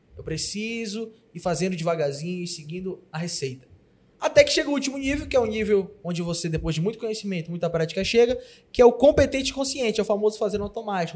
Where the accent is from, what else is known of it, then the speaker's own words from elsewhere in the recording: Pará, Brazil; Eu, como bom paraense